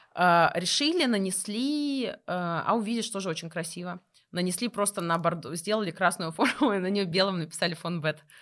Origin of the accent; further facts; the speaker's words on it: Kursk, Kursk Oblast, Russia; Я из Курска